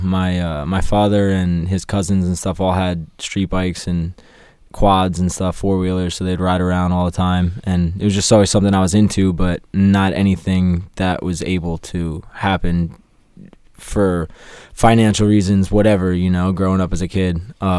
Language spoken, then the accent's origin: English; Long Island, New York, United States; now in Charlotte, United States; I am originally from Long Island, New York, but I reside in Charlotte, North Carolina.